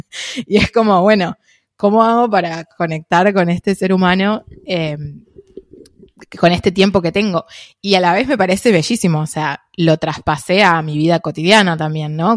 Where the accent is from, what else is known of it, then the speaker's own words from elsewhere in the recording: Buenos Aires, Argentina; acá creciendo en Buenos Aires